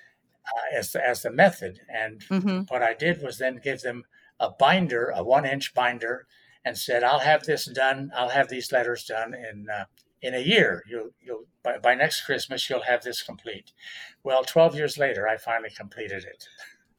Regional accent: United States; born or raised there; now in Waterloo, Canada

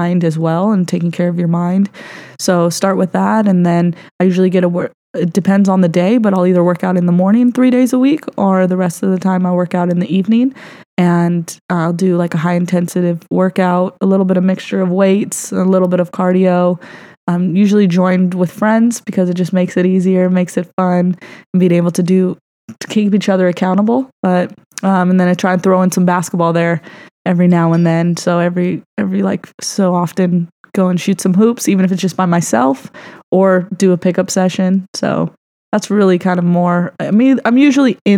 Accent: Los Angeles, California, United States; I grew up in the Valley, Studio City is very close to Hollywood

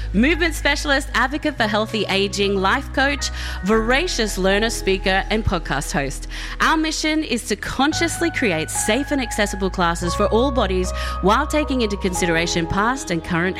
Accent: Australia; accent: Aussie; now in Toronto, Canada; my Aussie accent

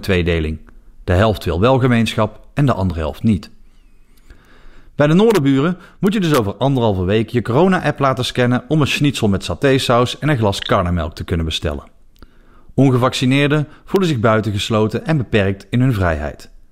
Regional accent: Netherlands; now in Belgium; In mijn geboorteland

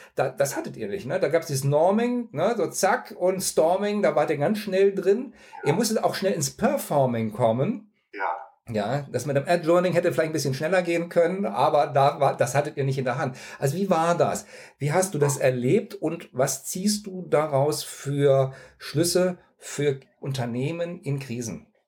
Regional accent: near Cologne, North Rhine-Westphalia, Germany; Ich bin in der Nähe von Köln aufgewachsen

